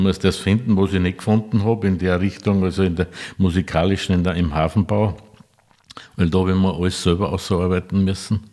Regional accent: Neukirchen an der Enknach, Upper Austria, Austria; Ich bin aus Neukirchen an der Enknach.

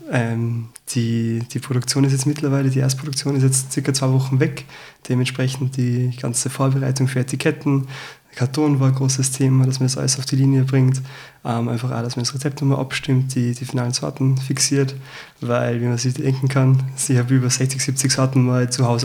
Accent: Salzburg, Austria; now in Vienna, Austria; ich bin Salzburger, bin jetzt seit vier Jahren in Wien

